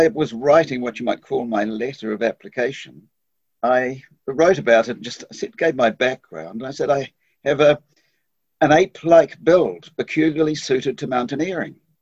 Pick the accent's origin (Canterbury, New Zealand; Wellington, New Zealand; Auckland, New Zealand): Auckland, New Zealand; I was born in Auckland and I grew up in Auckland